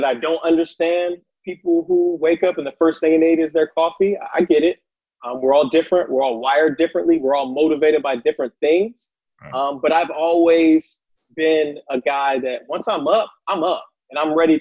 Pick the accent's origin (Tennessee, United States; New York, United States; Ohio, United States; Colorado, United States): Ohio, United States; Columbus; I'm from Columbus, Ohio. Grew up on the east side in the city.